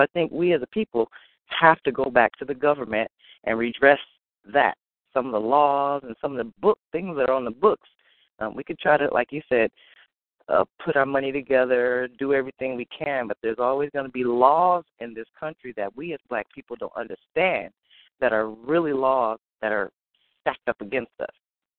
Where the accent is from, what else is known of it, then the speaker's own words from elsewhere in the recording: Tulsa, Oklahoma, United States; It's odd because I was born in Tulsa, Oklahoma in 1974. So we kind of grew up in the shadow of, you know, everything that happened through the civil rights movement